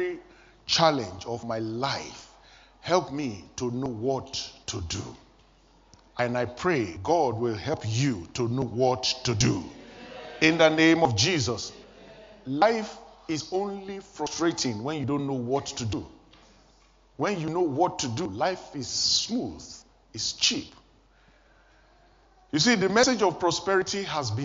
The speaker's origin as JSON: {"language": "English", "country": "Nigeria", "moved": "as an adult", "said": "I was still living in Nigeria, my home country"}